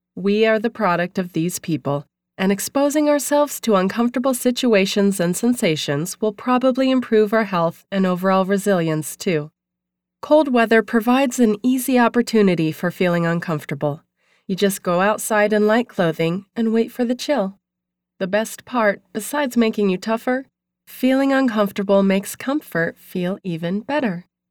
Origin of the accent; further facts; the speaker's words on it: New England, United States; also born or lived in Maine; now in Malibu, United States; growing up in New England